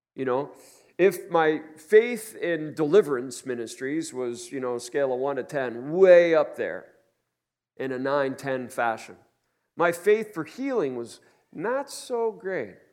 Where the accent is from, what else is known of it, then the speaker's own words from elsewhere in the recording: New York City, New York, United States; I'm a New Yorker.